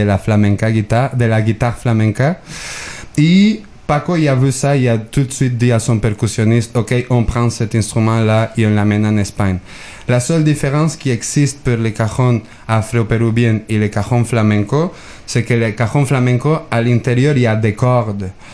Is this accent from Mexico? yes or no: yes; Mexico; moved away; je viens de Mexique.